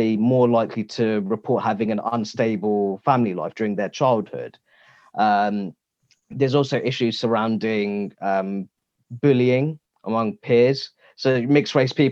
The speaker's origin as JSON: {"language": "English", "country": "United Kingdom", "said": "being a British Muslim myself"}